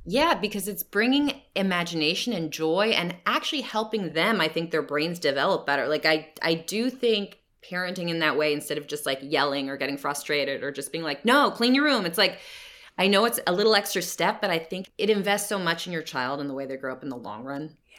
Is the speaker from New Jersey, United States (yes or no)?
yes; New Jersey, United States; now in California, United States; growing up in New Jersey